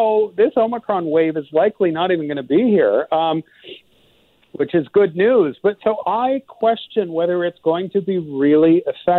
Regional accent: Quebec, Canada; moved away; I'm actually from Quebec originally.

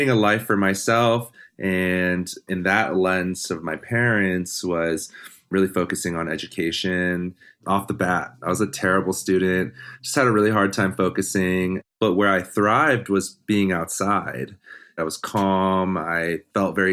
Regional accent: Maryland, United States; moved away as an adult; now in Missoula, United States; I grew up in Maryland

